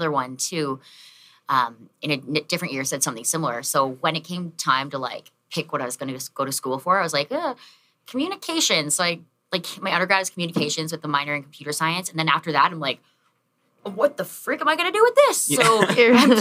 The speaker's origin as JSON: {"language": "English", "town": "Chatham", "region": "Ontario", "country": "Canada", "tie": "born or raised there", "also_born_or_lived": "Windsor, Ontario", "moved": "as an adult", "lives_now": "Toronto, Canada", "said": "I was born in Chatham, Ontario."}